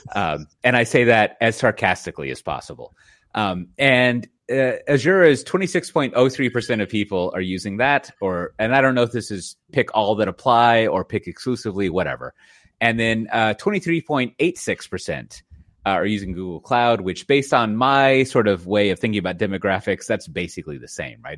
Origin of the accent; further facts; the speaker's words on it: United States; now in Netherlands; as an American with a family